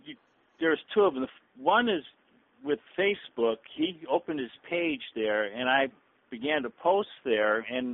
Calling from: Florida, United States; calling from Florida.

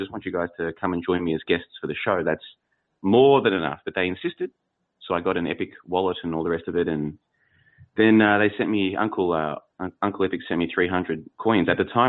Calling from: Plovdiv, Plovdiv Province, Bulgaria; Well, I'm calling from Plovdiv, Bulgaria

